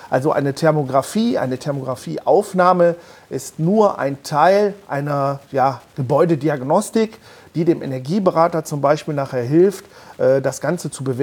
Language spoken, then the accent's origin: German; Mönchengladbach, North Rhine-Westphalia, Germany; ich komme aus Mönchengladbach.